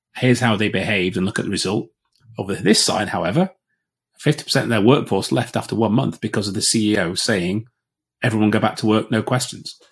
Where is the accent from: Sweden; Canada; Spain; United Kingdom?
United Kingdom; Yorkshire and the Humber; I'm a Yorkshireman